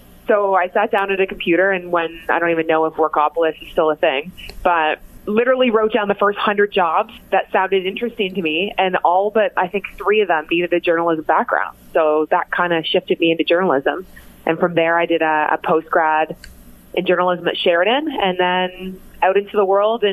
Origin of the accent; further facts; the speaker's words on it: Cambridge, Ontario, Canada; also born or lived in Mississauga, Ontario; I was actually born in Mississauga, but only stayed there till I was about in grade two. And then my family moved to Cambridge, spent most of my life in Cambridge